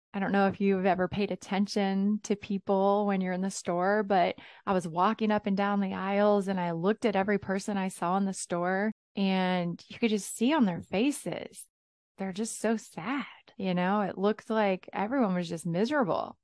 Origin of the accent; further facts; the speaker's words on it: South Carolina, United States; I was born and raised in South Carolina